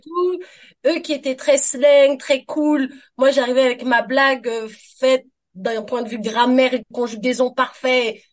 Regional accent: France; accent: French; now in Toronto, Canada; avec mon accent, ça sent que je viens de France

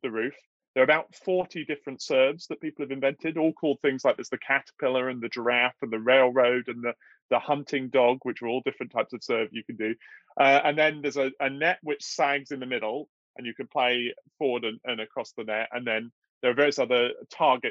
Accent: South Devon, South West England, United Kingdom; moved away; also born or lived in Chicago / Oxford; I grew up in South Devon

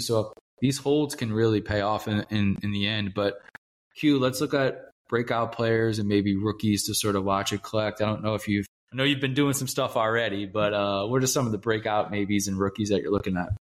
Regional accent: New Orleans, Louisiana, United States; now in Kansas City, United States; I am originally from New Orleans. I live in Kansas City now

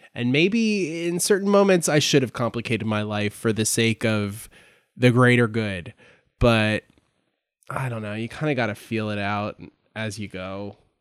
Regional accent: New Jersey, United States; I grew up in South Jersey

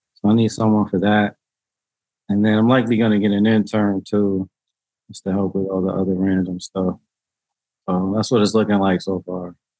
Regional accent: New Haven, Connecticut, United States; I grew up here in New Haven, born and raised

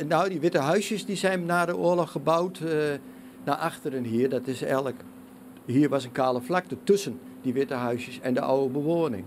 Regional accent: Twente, Overijssel, Netherlands; als Twentenaar

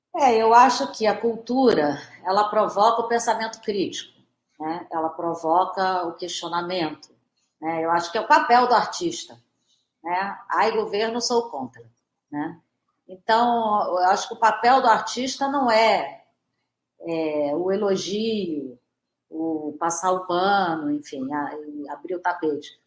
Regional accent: Brazil; somos brasileiros

